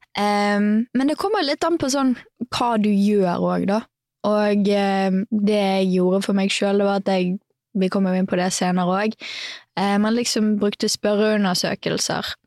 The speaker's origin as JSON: {"language": "Norwegian", "town": "Bergen", "region": "Vestland", "country": "Norway", "tie": "born or raised there", "also_born_or_lived": "Knarvik", "said": "jeg er jo fra Bergen. Mm. Eh, født og oppvokst der. Og så eh, bodde store deler av livet mitt i Knarvik, som er litt utafor Bergen"}